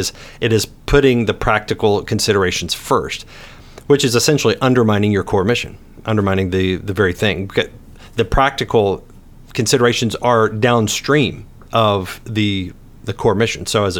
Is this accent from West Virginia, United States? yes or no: yes; West Virginia, United States; but niche as I say it because I'm from West